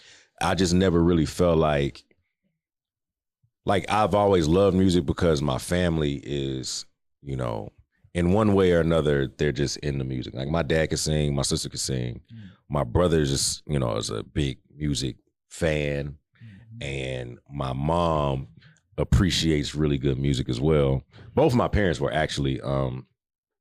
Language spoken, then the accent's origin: English; Houston, Texas, United States; I'm from like the Inwood area.